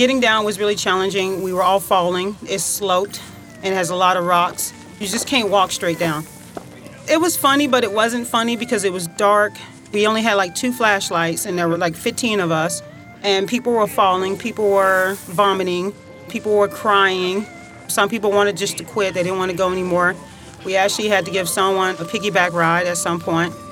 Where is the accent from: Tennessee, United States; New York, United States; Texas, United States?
Tennessee, United States; Covington; moved away; I am from Covington, Tennessee